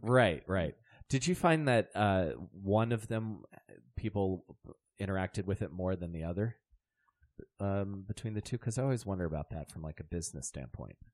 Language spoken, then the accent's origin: English; St. Leonard, Maryland, United States; born or raised there